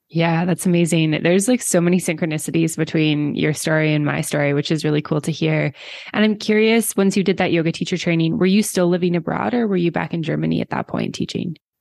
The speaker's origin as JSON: {"language": "English", "country": "Canada", "moved": "yes", "said": "I've been outside of Canada for so long and I do go back, like, every year"}